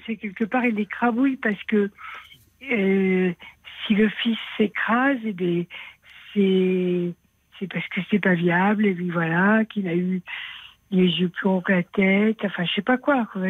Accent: Aveyron, Occitania, France; je suis de l'Aveyron.

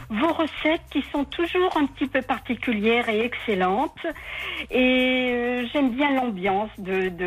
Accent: Loire, Auvergne-Rhône-Alpes, France; je suis née dans la Loire, mes parents de Haute-Loire

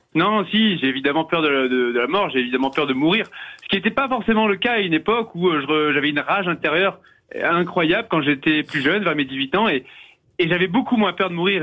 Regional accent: Vercors massif, Auvergne-Rhône-Alpes, France; Je viens du massif du Vercors à la base, mais euh, ma mère étant euh, du massif des écrins

